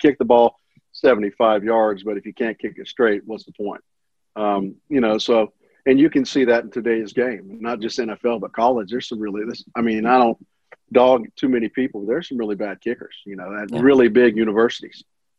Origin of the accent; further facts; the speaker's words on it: Kansas City, Missouri, United States; born there; also born or lived in Olathe, Kansas / Pittsburg, Kansas / Moore, Oklahoma; Well, I was born in Kansas City, Missouri, lived in Olathe, Kansas, Pittsburgh, Kansas, Pittsburgh with no H, Kansas, and Moore, Oklahoma